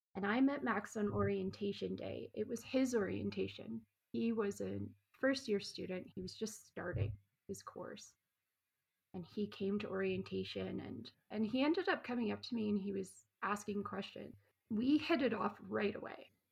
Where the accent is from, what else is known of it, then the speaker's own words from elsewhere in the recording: Canada; moved away as an adult; also born or lived in New Zealand / Australia; I grew up in Canada